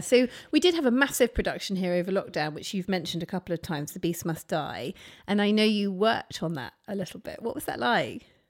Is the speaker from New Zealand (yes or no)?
no; near Ryde, Isle of Wight, South East England, United Kingdom; Now, I grew up near Ryde